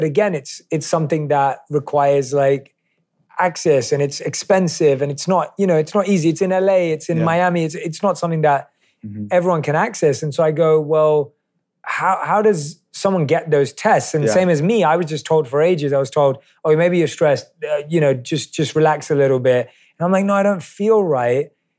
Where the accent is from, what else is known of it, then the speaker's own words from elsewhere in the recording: London, United Kingdom; I'm asking as someone who was born and raised in London, obviously, like, how much of this is accessible in the United States or across the world?